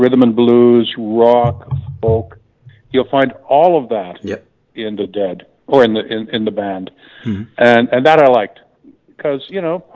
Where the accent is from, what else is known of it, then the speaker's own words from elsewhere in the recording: Canada; now in United States; I'm from Canada originally